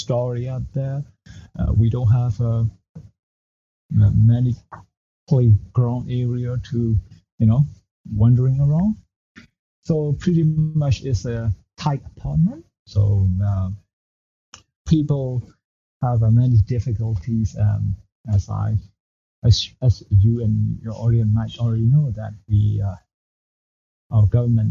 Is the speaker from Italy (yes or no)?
no; Yangon, Yangon Region, Myanmar; also born or lived in Ayeyarwady Region; I was born in there, and my parents moved here to Yangon in, I think, 2 years old. So I don't have any memory of any kind of relative in that city. So let's just say I was raised in Yangon